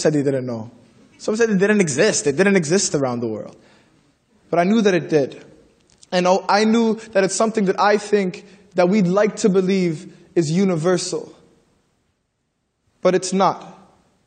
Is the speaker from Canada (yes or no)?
yes; Toronto, Ontario, Canada; I'm from the Regent Park community